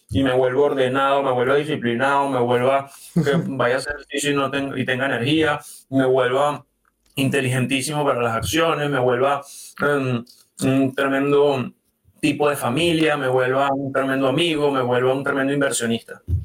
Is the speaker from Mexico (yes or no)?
no; Venezuela; moved away; yo vengo de Venezuela